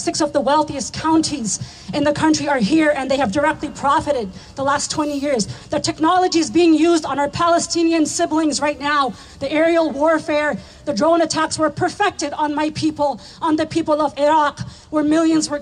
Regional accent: Afghanistan; moved away; I am from Afghanistan

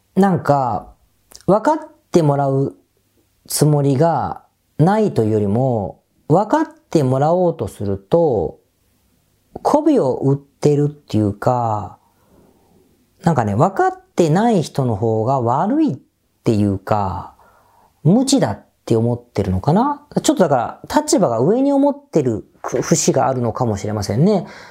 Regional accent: Kawasaki, Kanagawa, Japan; 僕地元の川崎なんですが、神奈川のね

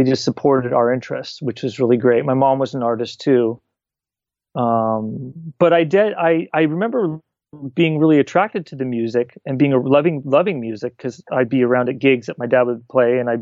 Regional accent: California, United States; also born or lived in Buffalo, New York; So we moved to California when I was a toddler.

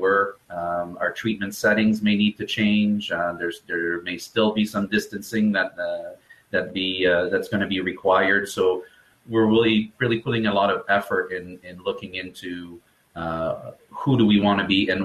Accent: Canada; also born or lived in Ottawa, Ontario; I'm a Canadian physiotherapist. We're just outside of Ottawa, Ontario, so way north from you guys.

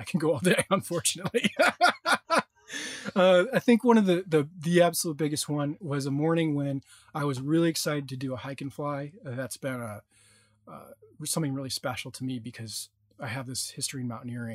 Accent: New England, United States; now in California, United States; I'm from New England

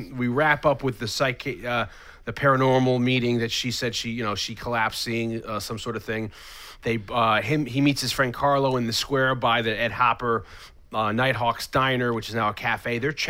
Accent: England, United Kingdom; It's okay. I'm from England.

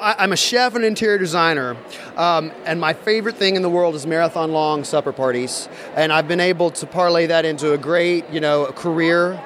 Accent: the South, United States; I'm from the South, so we do a lot of debutantes

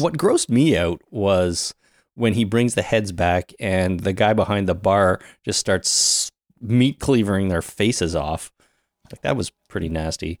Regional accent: Canada; we're Canadian, we're based in Canada

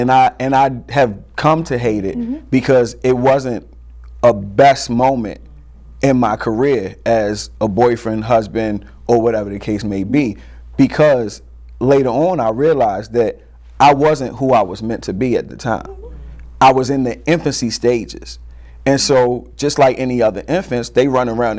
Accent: Baltimore, Maryland, United States; I'm from Baltimore, and so I'm a huge Ravens fan

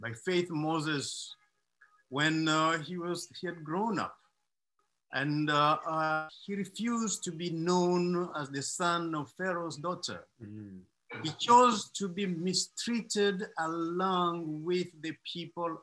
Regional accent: DR Congo; moved away; also born or lived in Nairobi, Kenya; I come from the Democratic Republic of Congo. My country is so rich in natural resources

